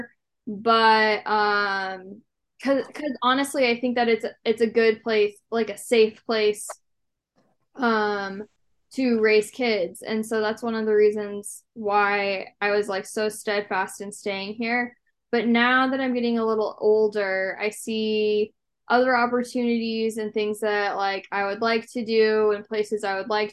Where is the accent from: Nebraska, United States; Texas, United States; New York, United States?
Nebraska, United States; Lincoln; I live in Lincoln, Nebraska. I have lived here my entire life